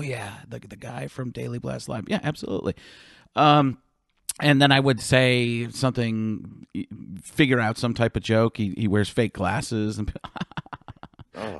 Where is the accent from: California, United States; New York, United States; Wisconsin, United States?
Wisconsin, United States; Waukesha; I'm from Waukesha